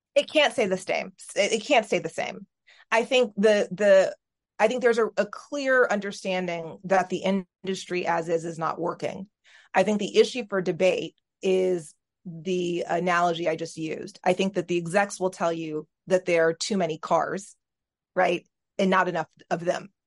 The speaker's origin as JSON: {"language": "English", "region": "Texas", "country": "United States", "tie": "born or raised there", "also_born_or_lived": "New York", "moved": "yes", "said": "that's where I was born and br-, bred"}